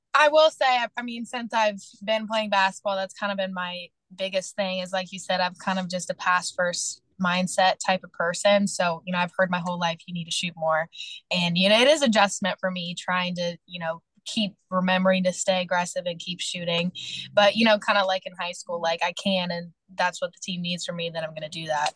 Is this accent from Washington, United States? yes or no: no; Kentucky, United States; moved away as an adult; my hometown